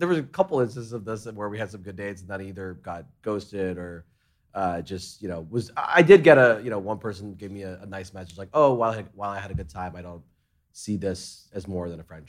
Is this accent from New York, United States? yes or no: yes; New York, United States; also born or lived in Hong Kong / London; I grew up in New York, and I didn't drive for like the longest time period.